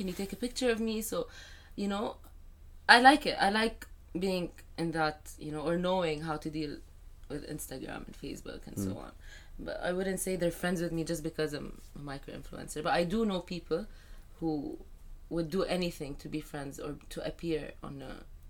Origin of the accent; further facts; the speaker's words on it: Saudi Arabia; But because I was raised in Saudi, I do have, like, my followers are from Saudi and Egypt and UAE mostly.